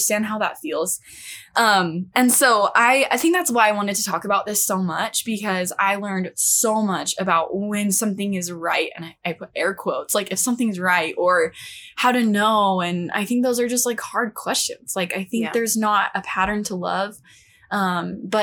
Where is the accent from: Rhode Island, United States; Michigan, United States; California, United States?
California, United States; moved away; also born or lived in Utah; I'm from California